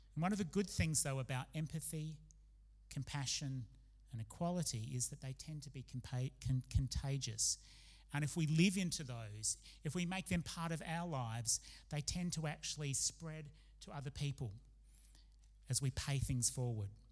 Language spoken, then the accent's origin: English; Adelaide, South Australia, Australia; also born or lived in Oxford, United Kingdom; when we moved from Australia to live in Oxford in the UK for a time